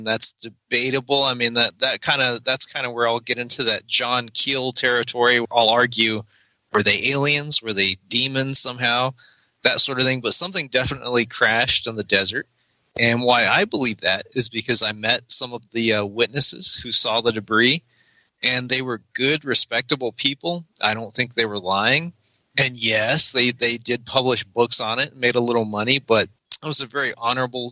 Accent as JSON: {"language": "English", "town": "Roswell", "region": "New Mexico", "country": "United States", "tie": "born or raised there", "said": "I was born in Roswell, New Mexico. I've never left."}